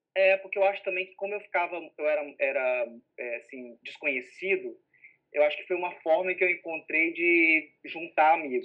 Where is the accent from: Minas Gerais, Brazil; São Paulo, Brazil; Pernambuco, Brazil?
Minas Gerais, Brazil; moved away as an adult; also born or lived in Belo Horizonte / São Domingos do Prata; now in Rio de Janeiro, Brazil; eu sou de Minas